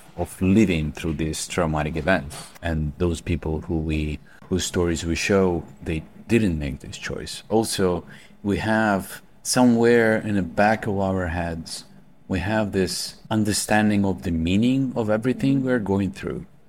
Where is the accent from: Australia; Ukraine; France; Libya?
Ukraine; Kharkiv, Kharkiv Oblast; I was in a Kharkiv, in my hometown